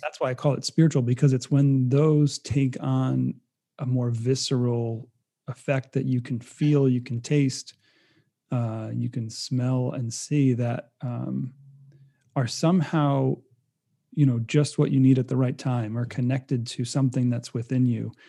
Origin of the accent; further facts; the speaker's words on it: Rhode Island, United States; moved away as an adult; now in California, United States; I'm being from Rhode Island most of my life and moving to California as a transplant